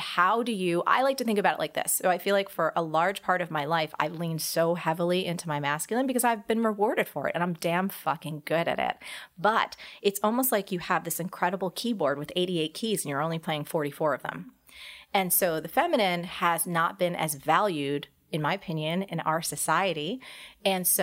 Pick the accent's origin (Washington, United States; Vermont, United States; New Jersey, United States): New Jersey, United States; I'm a girl from New Jersey